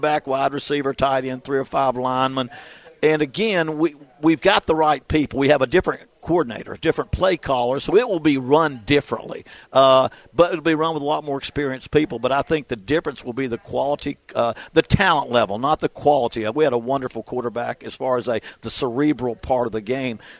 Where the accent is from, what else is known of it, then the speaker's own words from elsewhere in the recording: West Virginia, United States; moved away; We're both from West Virginia.